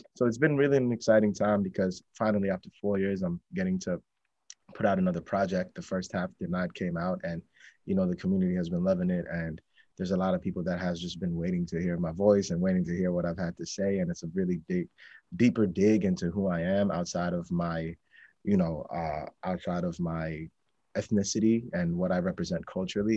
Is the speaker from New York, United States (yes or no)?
yes; New York City, New York, United States; also born or lived in Bangladesh; I grew up in Astoria, which is right next, right next to Queensbridge projects